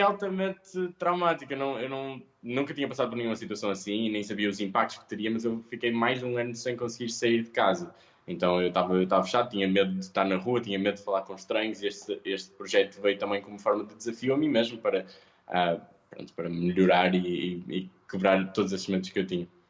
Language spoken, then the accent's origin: Portuguese; Porto, Norte, Portugal; sou um rapaz, sou do Porto